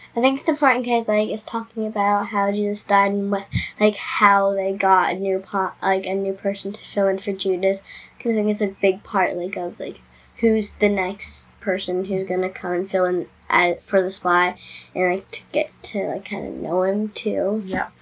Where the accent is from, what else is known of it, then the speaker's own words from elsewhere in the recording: New Jersey, United States; I'm 10 years old and I'm from New Jersey.